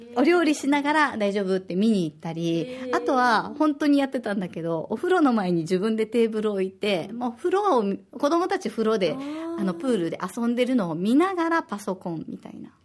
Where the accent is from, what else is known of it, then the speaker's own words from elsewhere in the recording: Osaka, Japan; now in Okinawa, Japan; 私は大阪出身で小学5年生と3年生の2人の子育て真っ最中です